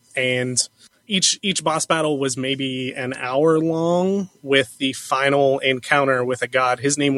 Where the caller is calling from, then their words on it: Cincinnati, Ohio, United States; from Cincinnati.